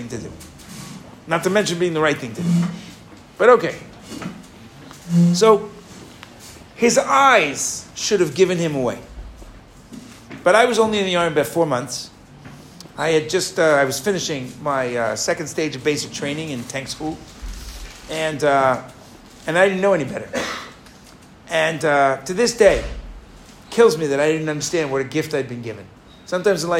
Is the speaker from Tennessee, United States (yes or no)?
no; New York, United States; moved away as an adult; also born or lived in Israel; where are you from? Right? And I said, you know, New York